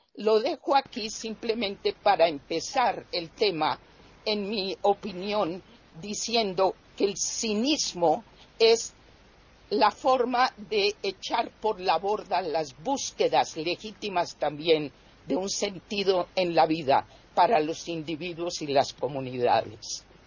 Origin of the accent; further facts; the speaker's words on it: Colombia; mi país, que es Colombia